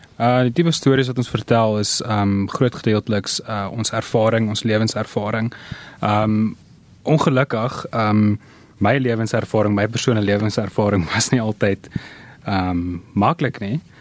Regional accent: Pretoria, Gauteng, South Africa; ons het in Pretoria groot geword.

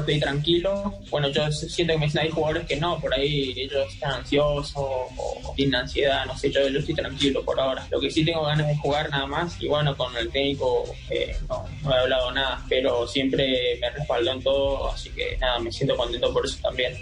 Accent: Argentina; now in Medellín, Colombia; yo como, argentino

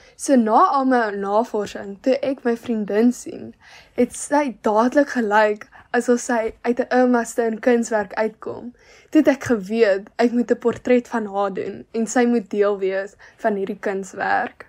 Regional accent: Malmesbury, Western Cape, South Africa; ek is van Mamesbroek

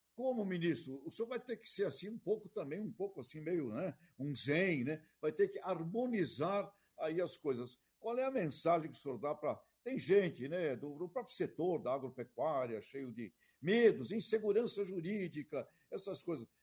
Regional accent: Santos, São Paulo, Brazil; Nasci do lado da Vila Belmiro

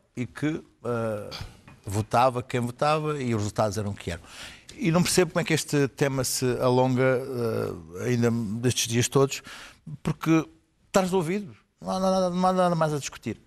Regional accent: Portugal

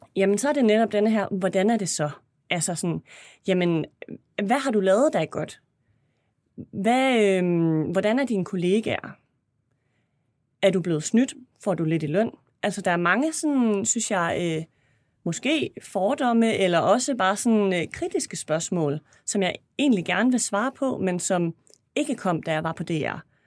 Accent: Esbjerg, Southern Denmark, Denmark; moved away; jeg har været i Esbjerg her i weekenden, hvor jeg kommer fra

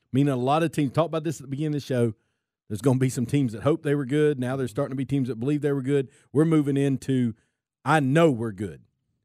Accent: Gulf Coast, United States; I'm from the Gulf Coast, and, you know, look, they're having to warn me that we're the official Falcon station. You know, I grew up in the late 80s, early 90s, you know. I'm from the Gulf Coast.

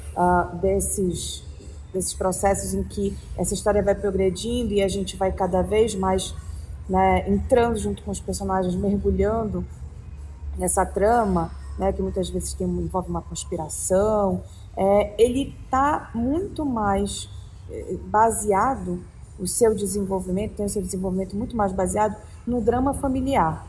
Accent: Pará, Brazil; moved away; falando de Pará, né, o estado onde, de onde eu vim

